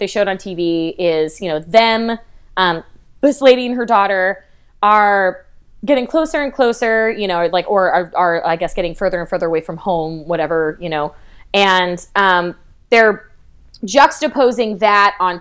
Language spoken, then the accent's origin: English; New Mexico, United States; I'm from New Mexico